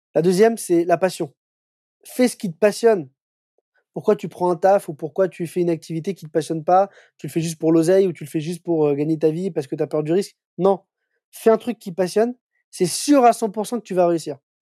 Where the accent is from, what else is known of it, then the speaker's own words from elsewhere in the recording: Paris, Île-de-France, France; moi je suis un Parisien, je suis né à Paris, j'ai vécu à Paris toute ma vie.